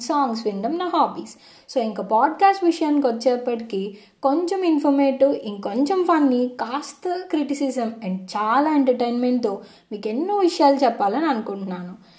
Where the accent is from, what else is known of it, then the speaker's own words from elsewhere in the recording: Gollaprolu, Andhra Pradesh, India; మా ఊరు గొల్లప్రోలో